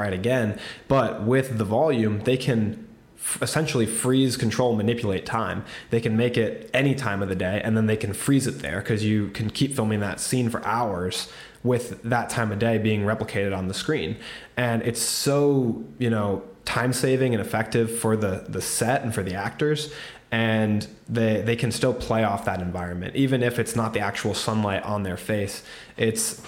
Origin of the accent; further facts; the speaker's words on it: United States; I'm American